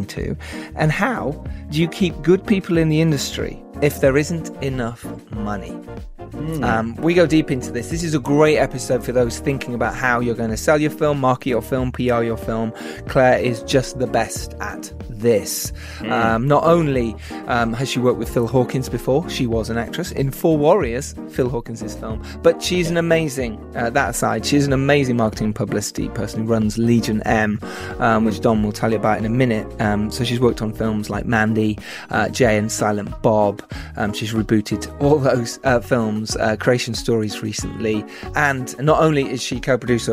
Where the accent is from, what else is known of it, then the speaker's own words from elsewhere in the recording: Harrogate, Yorkshire and the Humber, United Kingdom; I'm from Harrogate